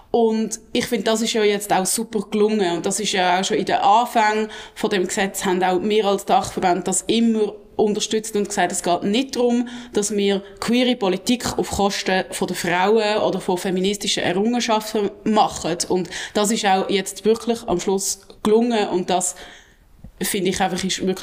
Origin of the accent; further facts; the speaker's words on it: Basel, Basel-Stadt, Switzerland; ich als Baslerin freue mich natürlich besonders fest, ähm, dass das jetzt so ist